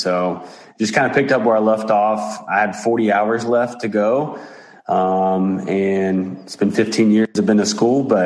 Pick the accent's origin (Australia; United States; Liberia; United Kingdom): United States; Tologa, which is my hometown